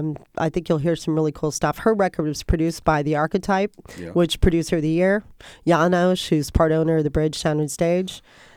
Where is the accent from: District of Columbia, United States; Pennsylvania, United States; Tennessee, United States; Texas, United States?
Texas, United States; I'm a Texan